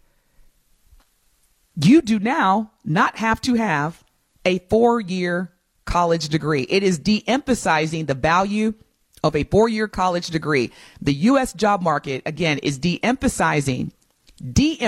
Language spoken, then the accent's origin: English; Evansville, Indiana, United States; moved away as an adult; now in Milwaukee, United States; I had co-opted at Toyota Motor Manufacturing in Indiana, where I'm from, my home state